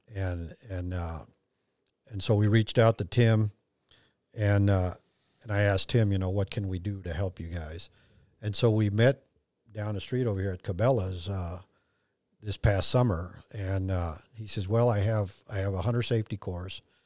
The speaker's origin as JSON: {"language": "English", "country": "Mexico", "tie": "born or raised there", "moved": "yes", "said": "I have dual citizenship and, and I was born in Mexico and I, I'm fluent in Spanish"}